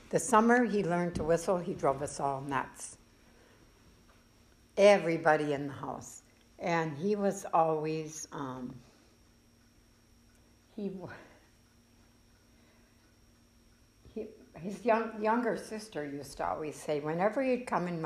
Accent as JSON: {"language": "English", "town": "Alexandria", "country": "United States", "tie": "born or raised there", "also_born_or_lived": "Milwaukee, Wisconsin", "said": "I was born and raised here in Alexandria, graduated from high school here."}